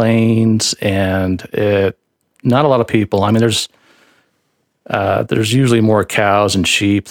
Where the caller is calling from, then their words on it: Spanish Fork, Utah, United States; Calling in from Spanish Fork, Utah.